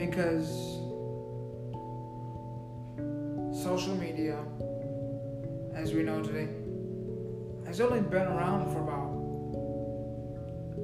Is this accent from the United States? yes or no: yes; United States; as the American people